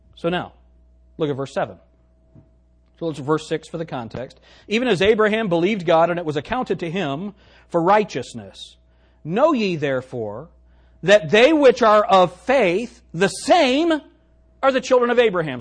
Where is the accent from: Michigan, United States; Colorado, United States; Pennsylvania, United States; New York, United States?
Colorado, United States; Pueblo; I was born in Pueblo, Colorado